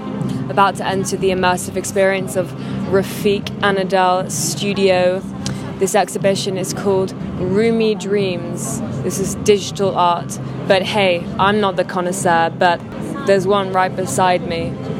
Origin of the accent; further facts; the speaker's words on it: England, United Kingdom; No, no, we're from England.